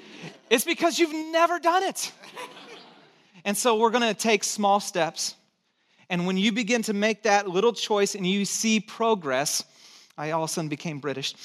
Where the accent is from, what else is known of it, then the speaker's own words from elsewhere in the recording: Santa Cruz, California, United States; accent: hick; also born or lived in Texas / Chicago; And I'm from Texas. I was born in Texas, grew up in Santa Cruz, tried to lose my hick accent as quick as I could, and then lived in Chicago. So my accent's already messed up.